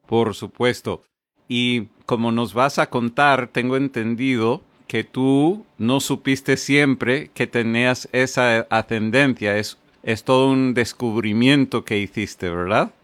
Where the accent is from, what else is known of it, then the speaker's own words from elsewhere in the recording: Connecticut, United States; moved away as an adult; now in South Florida, United States; yo soy de Connecticut, pero llevo un par de décadas aquí en el sur de la Florida